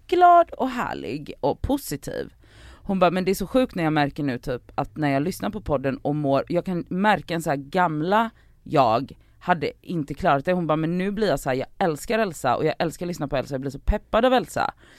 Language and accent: Swedish; Stockholm, Stockholm County, Sweden; Jag växte upp i Farsta, det är arbetarklass, låg medelklass.